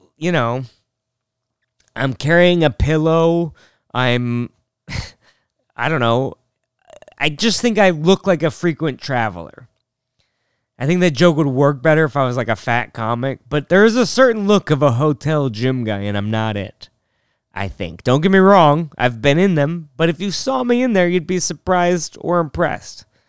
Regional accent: North Bend, Washington, United States; We're from North Bend, Washington

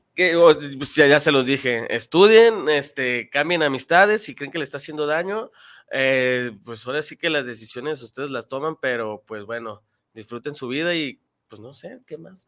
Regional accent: Guadalajara, Jalisco, Mexico; yo soy de Guadalajara

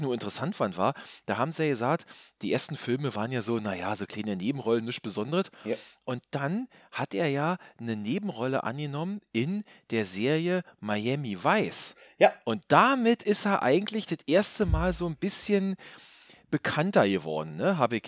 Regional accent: Berlin, Germany; hier als Berliner

